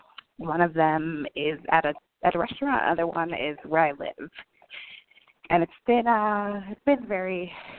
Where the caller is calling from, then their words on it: Dallas, Texas, United States; I'm calling from Texas, Dallas.